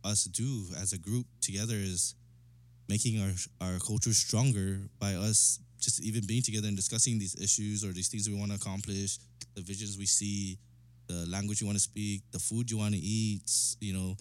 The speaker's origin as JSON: {"language": "English", "country": "Guam", "moved": "as an adult", "said": "I'm from Guam, bro, from Chamorro"}